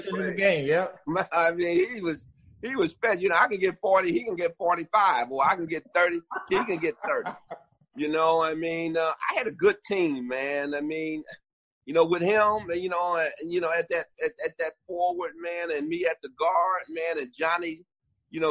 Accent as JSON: {"language": "English", "town": "Detroit", "region": "Michigan", "country": "United States", "tie": "born or raised there", "also_born_or_lived": "San Antonio", "moved": "as an adult", "said": "Detroit, my hometown"}